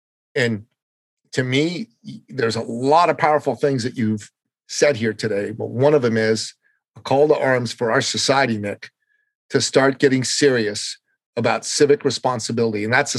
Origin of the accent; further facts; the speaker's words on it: Canada; now in United States; You know, I'm a Canadian. When 9/11 happened, I tried to volunteer for the U.S. military. They wouldn't let me, mainly because I wasn't an American at the time.